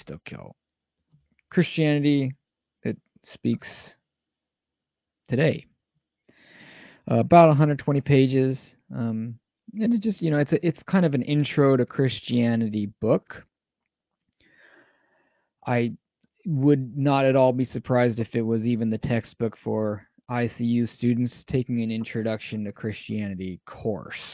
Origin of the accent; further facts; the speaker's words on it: California, United States; moved away as an adult; now in Japan; I'm from California